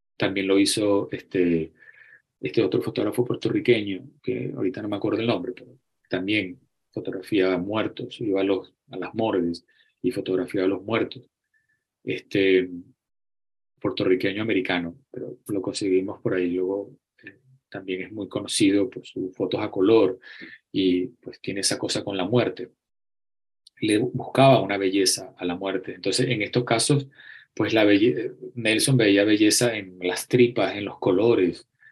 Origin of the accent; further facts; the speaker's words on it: Acarigua, Portuguesa, Venezuela; moved away as an adult; also born or lived in Barquisimeto, Venezuela; Yo nací en Acarigua